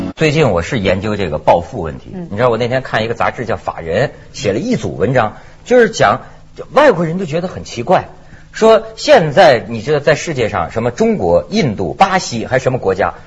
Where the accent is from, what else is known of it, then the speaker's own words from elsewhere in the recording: Shijiazhuang, Hebei, China; now in Hong Kong; 还在我的老家，在石家庄